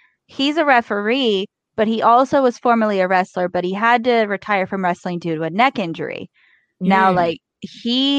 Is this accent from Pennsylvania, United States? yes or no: yes; Pittsburgh, Pennsylvania, United States; I grew up in Pittsburgh